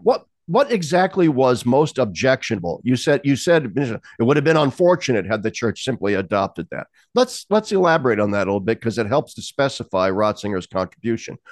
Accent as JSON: {"language": "English", "town": "Lincoln", "region": "Nebraska", "country": "United States", "tie": "born or raised there", "moved": "yes", "said": "my hometown of Lincoln, Nebraska"}